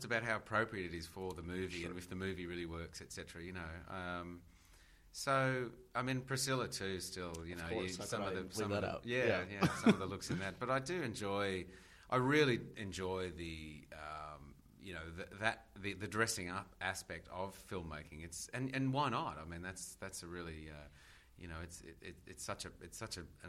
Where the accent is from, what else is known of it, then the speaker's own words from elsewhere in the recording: Australia; as an Australian